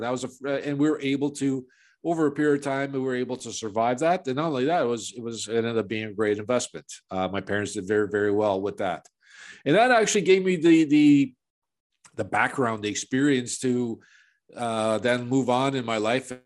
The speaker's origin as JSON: {"language": "English", "town": "Chicago", "region": "Illinois", "country": "United States", "tie": "born or raised there", "moved": "yes", "lives_now": "Toronto, Canada", "said": "I was born and raised in Chicago"}